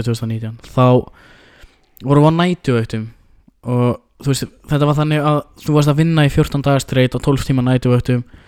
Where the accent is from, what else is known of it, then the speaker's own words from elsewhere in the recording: Iceland; við erum sko frá Íslandi